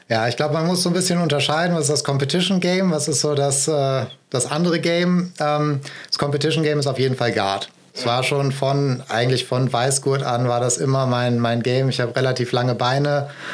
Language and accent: German; Essen, North Rhine-Westphalia, Germany; also born or lived in Marburg; now in Düsseldorf, Germany; ich bin ursprünglich aus Essen, aus dem schönen Ruhrgebiet und jetzt arbeite und trainiere ich hier in Düsseldorf